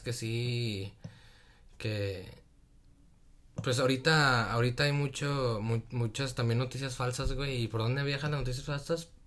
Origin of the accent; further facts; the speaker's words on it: Torreón, Coahuila, Mexico; Y yo soy de Torreón también